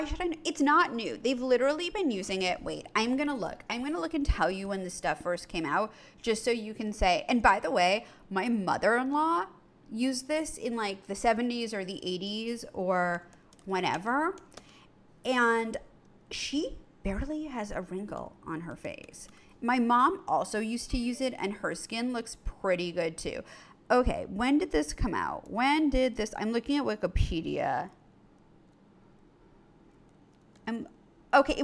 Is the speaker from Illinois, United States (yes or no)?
no; New York City, New York, United States; when I grew up in New York City